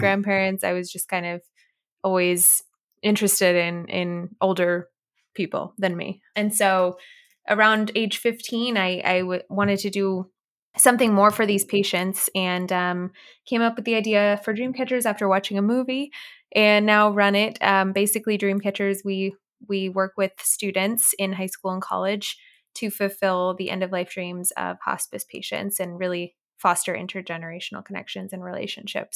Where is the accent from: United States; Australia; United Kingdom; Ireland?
United States; Orange County, Southern California; I was born and raised in Southern California in Orange County area